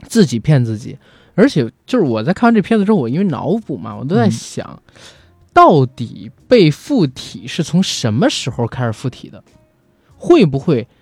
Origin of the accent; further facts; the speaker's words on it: China; 首先当然首当其冲的就是我们是中国人